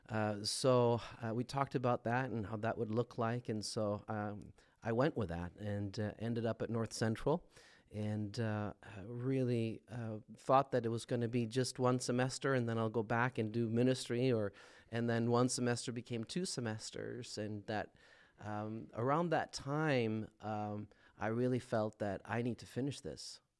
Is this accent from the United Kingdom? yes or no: no; Sweden; moved away as an adult; now in Minnesota, United States; born and raised